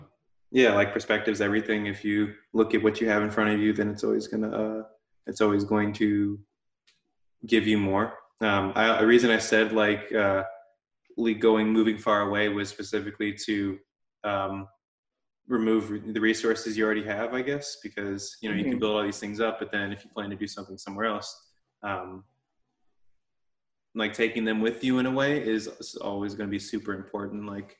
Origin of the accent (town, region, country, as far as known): Indianapolis, Indiana, United States